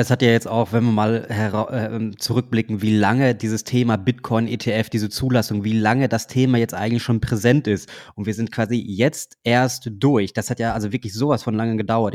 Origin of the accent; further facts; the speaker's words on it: Germany; bei uns in Deutschland